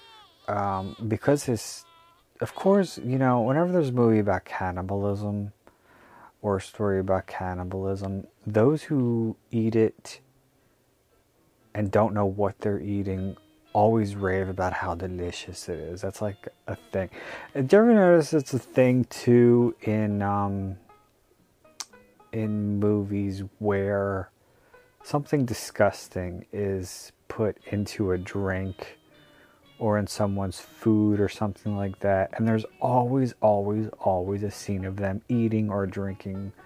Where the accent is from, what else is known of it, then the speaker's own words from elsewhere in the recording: United States; I'm American